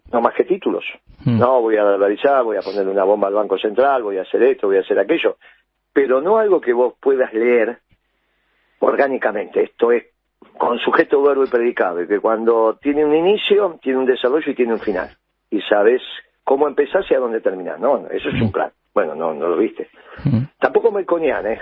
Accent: Argentina; déjame que le pueda decir a la sociedad argentina queridos compatriotas

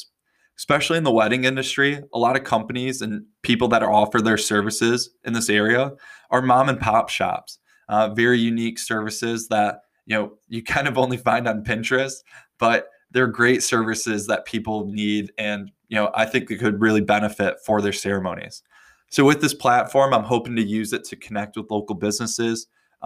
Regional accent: West Michigan, United States; moved away as an adult; also born or lived in Detroit area / Europe / Australia / Bali; I was born in West Michigan, and after spending my childhood here, I bounced around quite a bit before moving back home

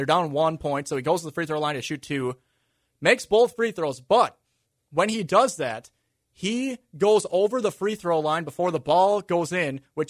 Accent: Minnesota, United States; Hurting me as a Minnesotan.

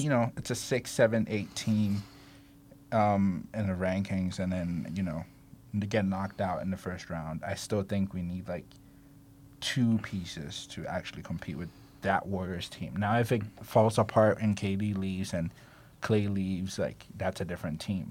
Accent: Ghana; I'm Ghanaian

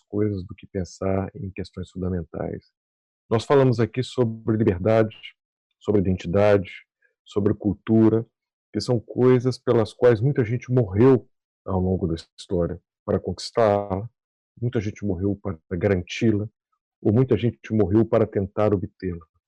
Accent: Brazil; nós, como brasileiros

